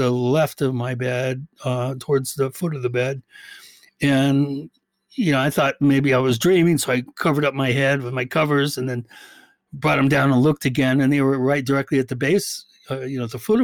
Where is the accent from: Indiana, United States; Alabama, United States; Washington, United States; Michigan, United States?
Washington, United States; Medina; also born or lived in Bellevue, Washington; I grew up in Medina, which is probably one of the most, you know, hoity-toity elite areas, residential areas in the country